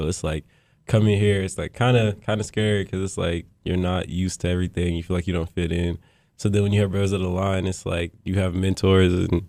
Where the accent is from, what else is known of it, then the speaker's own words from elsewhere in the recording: Louisville, Kentucky, United States; also born or lived in North Carolina / California / Colorado / Pennsylvania; now in Maryland, United States; I'm from Louisville, Kentucky, but we ventured out because I am a military kid, so we've been everywhere. So I've been to like North Carolina, California, Colorado, Pennsylvania, and then I live in Maryland right now.